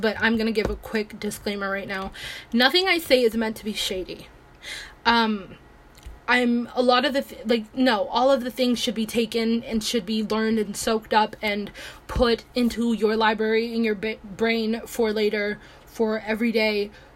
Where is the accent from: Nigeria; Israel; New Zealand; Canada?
Nigeria; now in United States; I am Nigerian. I am not American. I just live in America.